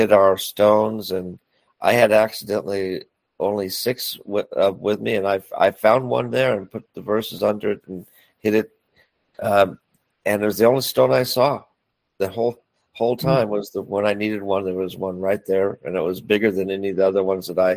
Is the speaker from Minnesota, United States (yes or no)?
no; San Francisco, California, United States; now in Northern California, United States; the city it was when I grew up.